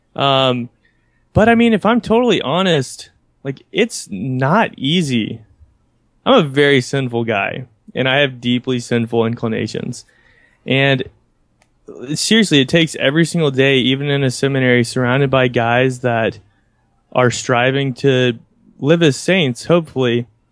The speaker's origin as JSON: {"language": "English", "country": "United States", "tie": "born or raised there", "said": "where I grew up in the United States"}